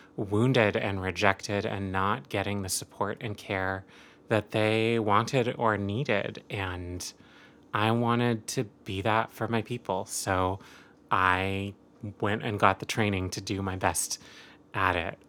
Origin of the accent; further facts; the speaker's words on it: rural Oregon, United States; I grew up Catholic and Jewish, um, and Asian in rural Oregon